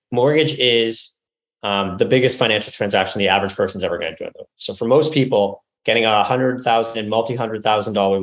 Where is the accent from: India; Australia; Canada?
Canada; moved away as an adult; now in United States; a Canadian living in the US